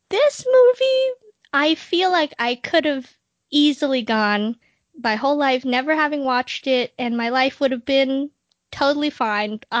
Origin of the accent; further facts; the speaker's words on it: Wales, United Kingdom; I'd say this offended me as a Welshman